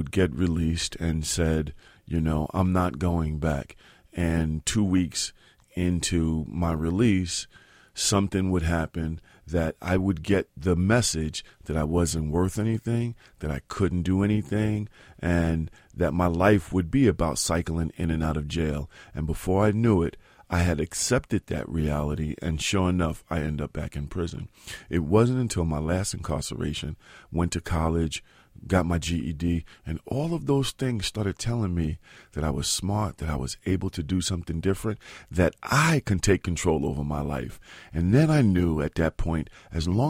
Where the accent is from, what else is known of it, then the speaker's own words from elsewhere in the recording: New York City, New York, United States; In Soundview in the Bronx.